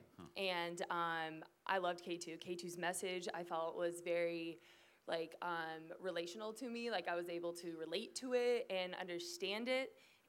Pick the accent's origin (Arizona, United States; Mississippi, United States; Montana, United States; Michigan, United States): Arizona, United States; Phoenix; And so I'm from Phoenix, Arizona, and so it was kind of weird.